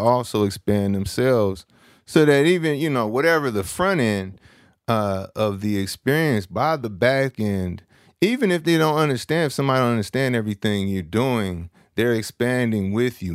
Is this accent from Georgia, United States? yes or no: no; San Francisco, California, United States; I'm from San Francisco, California.